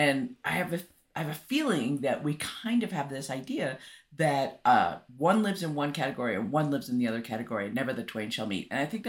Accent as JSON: {"language": "English", "country": "United States", "said": "More is better. I'm an American. Like, more is better."}